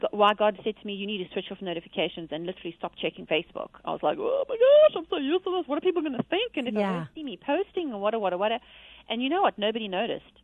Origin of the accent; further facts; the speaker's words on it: South Africa; I'm from South Africa